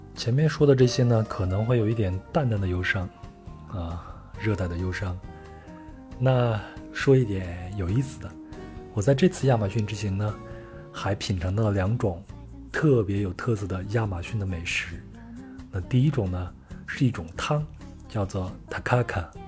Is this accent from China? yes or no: yes; China; 我是从中国来的